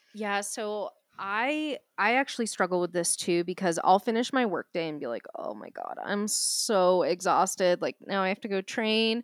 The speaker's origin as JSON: {"language": "English", "town": "Boston", "region": "Massachusetts", "country": "United States", "accent": "Boston", "said": "my Boston accent"}